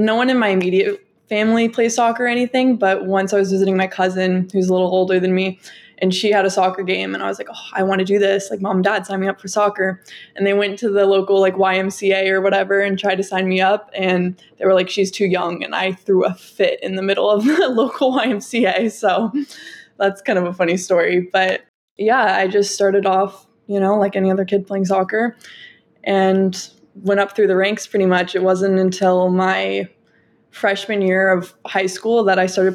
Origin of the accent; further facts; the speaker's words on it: Southern California, United States; I'm from SoCal